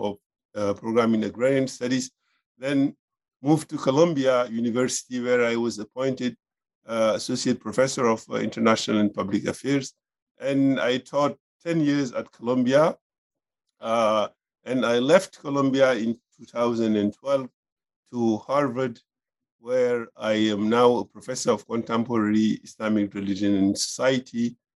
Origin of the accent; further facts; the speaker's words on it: Senegal; moved away as an adult; also born or lived in France; I was born in Senegal, and I grew up there, received primary and secondary education in public schools in Senegal, in the French language. But simultaneously, I also attended Quranic school and received also higher Islamic education.